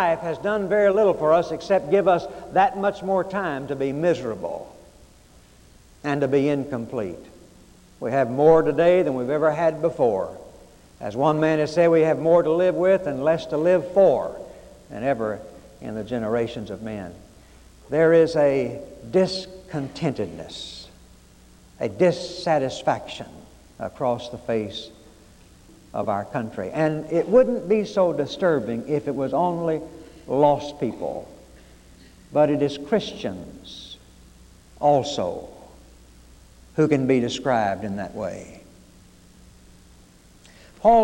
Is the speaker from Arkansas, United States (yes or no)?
yes; Arkansas, United States; I was growing up in Arkansas that in grade school